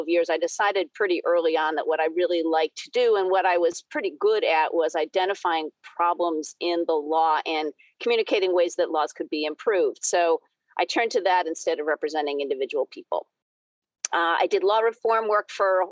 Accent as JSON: {"language": "English", "region": "New England", "country": "United States", "tie": "born or raised there", "also_born_or_lived": "Boston, Massachusetts", "said": "I grew up in New England, spent a bunch of time bouncing around the country, then found my way back to suburban Boston about 20 years ago now"}